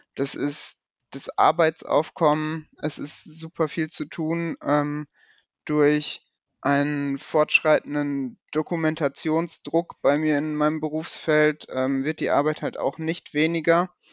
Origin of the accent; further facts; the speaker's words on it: Paderborn, North Rhine-Westphalia, Germany; ich komme aus Paderborn